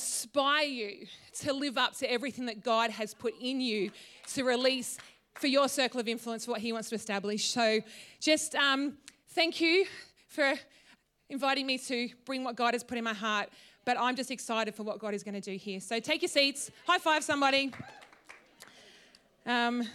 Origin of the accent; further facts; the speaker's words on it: Tatura, Victoria, Australia; moved away as an adult; also born or lived in Wodonga / Brisbane; I grew up in Tatura. So just down the road